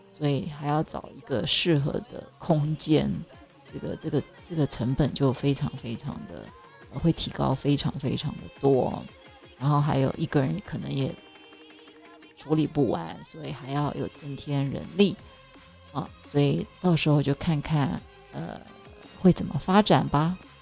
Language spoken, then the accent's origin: Chinese; Zhudong, Hsinchu County, Taiwan; also born or lived in Taipei; 所以就把我送到 呃，新竹竹东，哦，我们是客家人